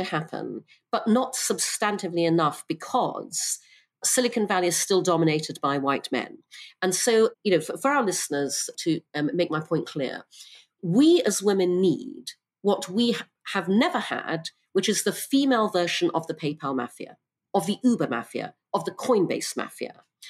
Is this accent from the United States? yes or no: no; Brunei; also born or lived in United Kingdom; I'm half English, half Chinese. I was born in the UK. When I was six, my parents moved to Brunei because my father got a job there. And so I grew up in Brunei and Borneo.